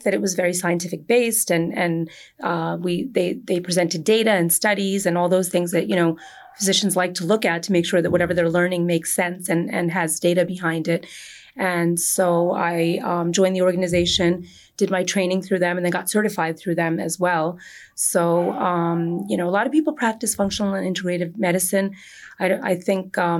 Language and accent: English; Edison, New Jersey, United States; I grew up in Edison, in New Jersey, Jersey girl, born and bred